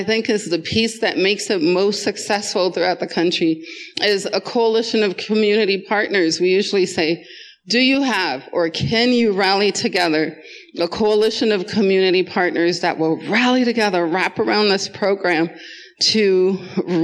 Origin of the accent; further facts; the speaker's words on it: Jamaica; also born or lived in Wisconsin, United States; now in Colorado, United States; I went from Jamaica to Wisconsin and lived there half of my life